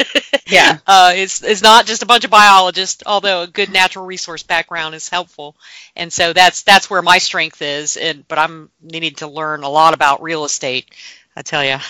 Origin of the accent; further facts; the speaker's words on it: Gainesville, Florida, United States; I am from North Florida. I was born and grew, uh, grew up in Gainesville